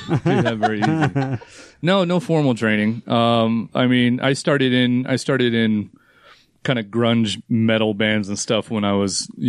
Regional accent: Farmington, Utah, United States; also born or lived in San Diego, California / Provo, Utah; Davis County, Farmington.

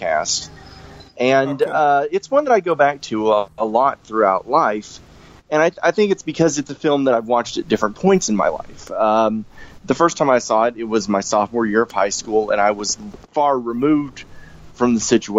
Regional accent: Little Rock / North Little Rock, Arkansas, United States; my hometown.

